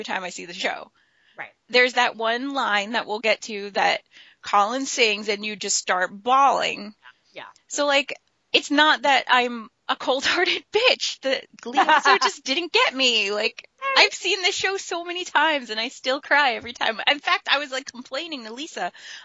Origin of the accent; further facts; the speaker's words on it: New York, United States; we're from New York